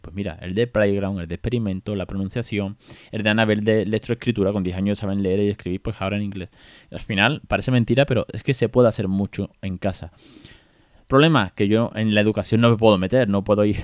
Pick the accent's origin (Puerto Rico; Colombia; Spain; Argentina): Spain; first language Spanish; yo soy nativo español